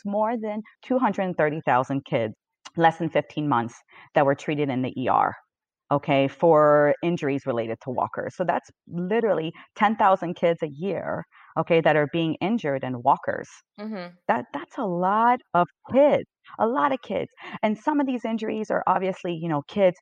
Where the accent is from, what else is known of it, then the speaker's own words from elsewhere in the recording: Canada; I'm Canadian